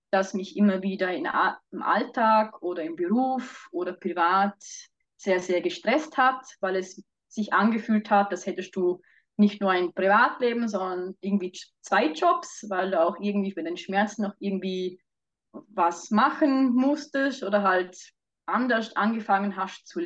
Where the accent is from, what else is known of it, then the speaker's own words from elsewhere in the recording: Vorarlberg, Austria; now in Switzerland; also ich ursprünglich aus Vorarlberg, äh, wohne aber seit zwei Jahren schon wieder äh, in der Schweiz.